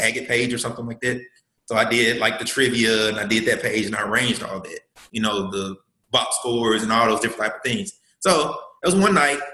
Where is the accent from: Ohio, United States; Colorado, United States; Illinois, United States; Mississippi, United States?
Mississippi, United States; Columbus; I'm from Mississippi. Um, from Columbus, Mississippi